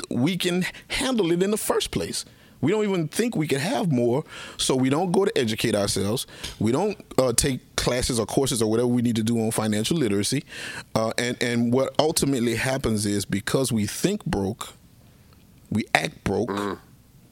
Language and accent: English; Plaquemine, Louisiana, United States; I grew up in Plaquemine, but we grew up in the areas called Down the Bayou, really impoverished